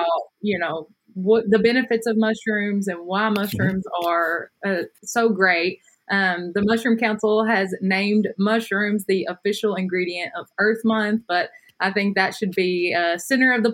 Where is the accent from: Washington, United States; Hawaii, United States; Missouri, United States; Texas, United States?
Missouri, United States; Bootheel; I grew up in the Boot Hill, Missouri